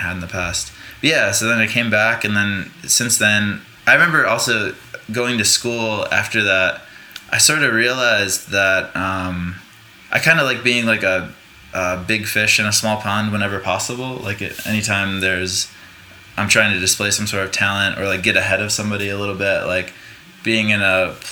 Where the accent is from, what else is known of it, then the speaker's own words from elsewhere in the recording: Rome, New York, United States; moved away; also born or lived in North Carolina; I was born in upstate New York, in central New York.